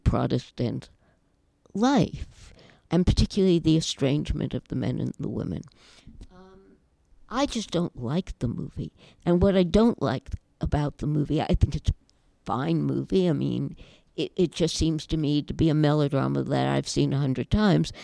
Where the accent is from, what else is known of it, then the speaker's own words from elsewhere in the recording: United States; I am obviously an American Jewish girl